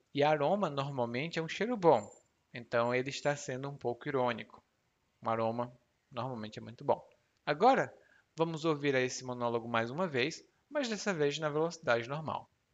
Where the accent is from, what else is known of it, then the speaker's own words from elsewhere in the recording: Ceará, Brazil; Lá no meu estado, no Ceará